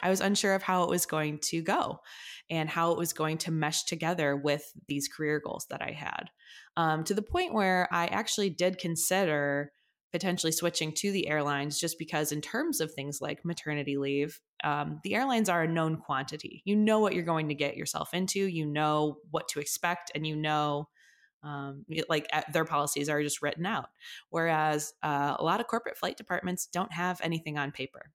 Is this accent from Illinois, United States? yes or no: yes; Chicago, Illinois, United States; I grew up in the suburbs of Chicago, so I'm from the, like, northwest suburbs area